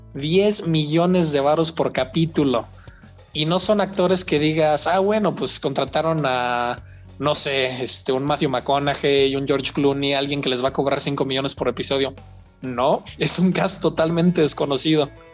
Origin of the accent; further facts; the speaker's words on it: Mexico; soy de México